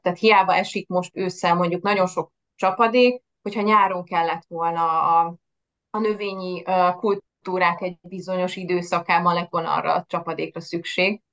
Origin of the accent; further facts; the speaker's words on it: Pécs, Baranya, Hungary; moved away as an adult; also born or lived in Budapest; now in Veszprém, Hungary; nem Veszprémi vagyok, hanem Pécsről származom